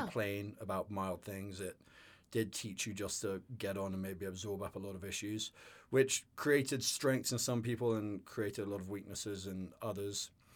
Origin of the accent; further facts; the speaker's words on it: the north of England, United Kingdom; also born or lived in London; I grew up in northern England and uh, yeah, went to various boarding schools around in the countryside